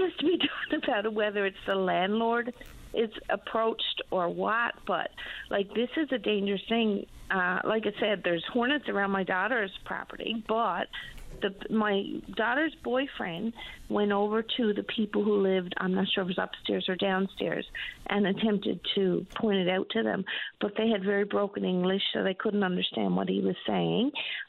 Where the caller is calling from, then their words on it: Labrador City, Newfoundland and Labrador, Canada; Good. I'm calling from Labrador City.